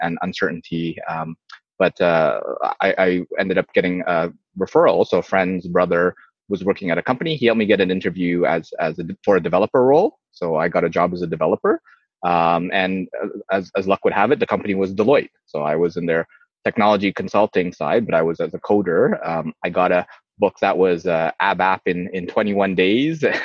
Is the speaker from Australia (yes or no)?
no; Canada; also born or lived in Indonesia; I was born in Indonesia, moved to Canada when I was young.